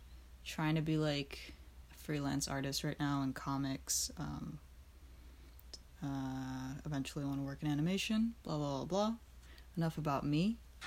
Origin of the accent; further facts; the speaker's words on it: Florida, United States; now in New York, United States; I had no idea what they were before I moved to New York. I grew up in Florida.